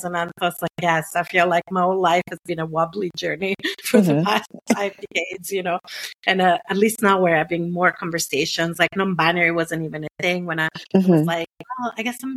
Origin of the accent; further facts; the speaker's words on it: Italy; accent: non-Anglo; English is a second language; moved away; growing up in Italy in the 70s and 80s